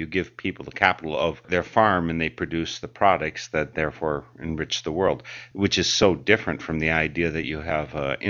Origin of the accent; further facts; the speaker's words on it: Wisconsin, United States; I didn't grow up a Quaker. I grew up in Wisconsin